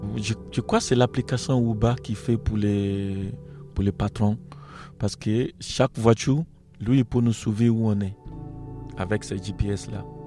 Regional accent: Nigeria; French is a second language; moved away as an adult; now in France; Je suis origine d'Afrique, euh, Afrique d'Ouest, on préside Nigeria

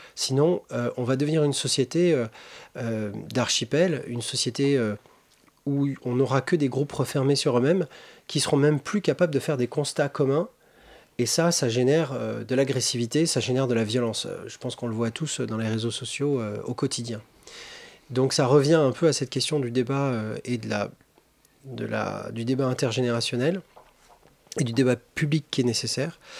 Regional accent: Alsace, Grand Est, France; dans le lycée où j'étudiais euh, en Alsace

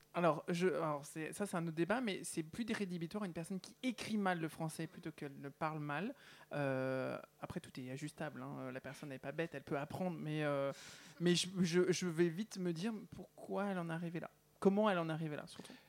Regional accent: Val-d'Oise, Île-de-France, France; moi qui viens du 9-5

